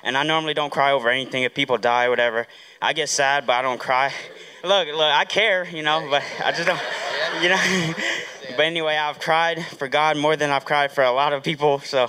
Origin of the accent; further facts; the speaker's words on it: Huntsville, Alabama, United States; from Huntsville, Alabama.